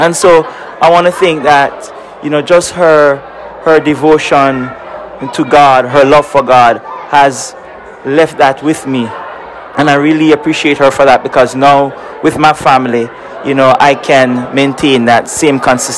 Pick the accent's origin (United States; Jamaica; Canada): Jamaica; moved away; I'm from originally from Jamaica